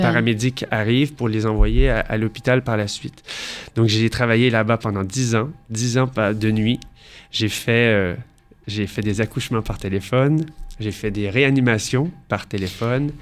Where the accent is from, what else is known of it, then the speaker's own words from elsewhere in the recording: Montreal, Quebec, Canada; moved away as an adult; now in Paris, France; je viens de Montréal. Donc, j'ai fait toute ma vie euh, à Montréal.